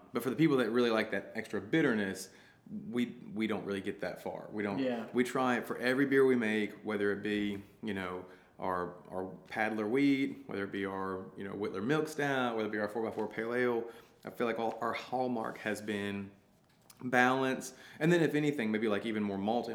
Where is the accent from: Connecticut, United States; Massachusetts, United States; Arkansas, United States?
Arkansas, United States; I grew up hiking, camping, backpacking all over Arkansas